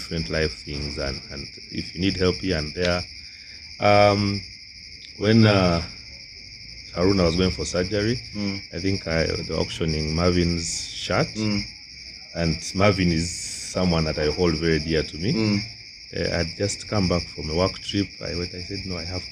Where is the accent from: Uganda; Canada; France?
Uganda; Tororo, Eastern Region; Tororo, my hometown